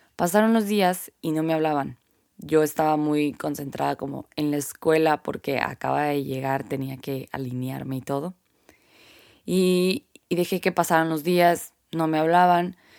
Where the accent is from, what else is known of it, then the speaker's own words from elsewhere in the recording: Sonora, Mexico; Soy mexicana y acá en el norte